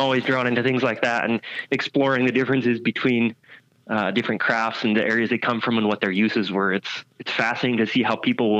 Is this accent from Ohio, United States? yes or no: no; Montana, United States; born there; also born or lived in Idaho / Wyoming / Utah / Oregon; I've lived in, I was born in Montana. I've lived in Montana, Idaho, Wyoming, Utah, Oregon.